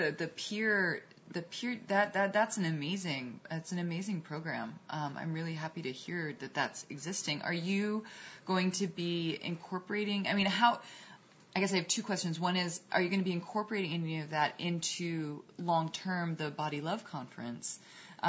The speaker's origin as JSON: {"language": "English", "town": "New York City", "region": "New York", "country": "United States", "tie": "born or raised there", "said": "I grew up in Manhattan and a little bit outside Manhattan"}